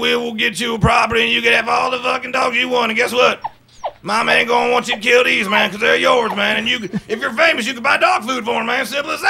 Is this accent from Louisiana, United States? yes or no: yes; Louisiana, United States; I'm from Bowbridge, man. I'm Cajun country, man.